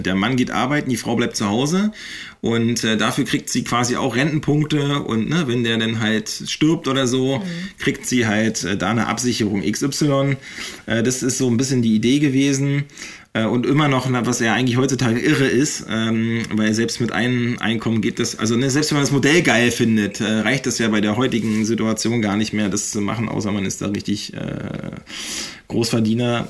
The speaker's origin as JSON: {"language": "German", "town": "Eggesin", "region": "Mecklenburg-Vorpommern", "country": "Germany", "tie": "born or raised there", "said": "ich bin ja in Eggesin aufgewachsen"}